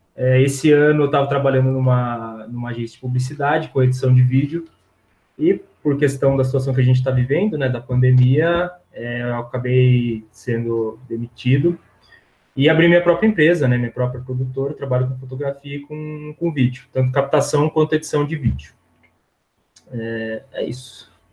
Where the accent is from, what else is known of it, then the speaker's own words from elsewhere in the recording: São Carlos, São Paulo, Brazil; eu sou de São Carlos